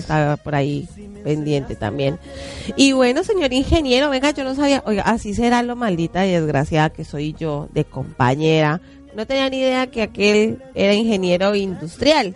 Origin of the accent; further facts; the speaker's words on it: Bogotá, Colombia; also born or lived in Facatativá, Colombia; yo soy de Bogotá, pero viví siete años en Faca